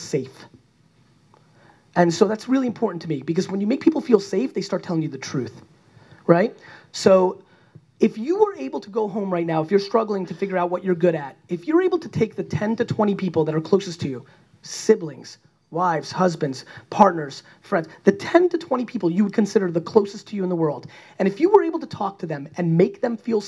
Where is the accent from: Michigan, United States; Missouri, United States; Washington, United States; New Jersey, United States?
New Jersey, United States; I grew up in Jersey